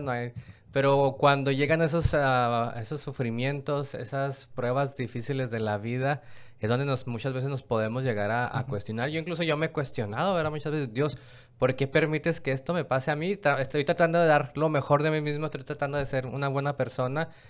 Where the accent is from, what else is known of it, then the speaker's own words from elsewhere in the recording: Mexico; donde yo vengo de México